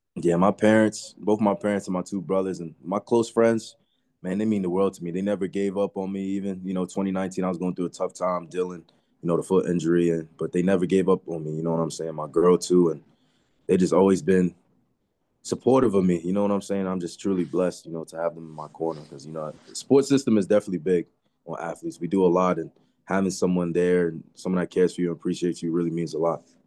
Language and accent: English; Westbury, New York, United States; moved away as an adult; I'm from Long Island, New York. Uh, I went to school in Westbury, New York.